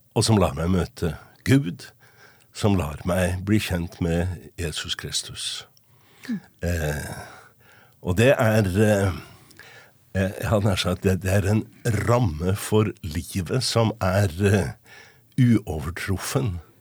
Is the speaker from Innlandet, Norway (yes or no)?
no; Trondheim, Trøndelag, Norway; jeg vokste opp i Trondheim. På Rosenborg.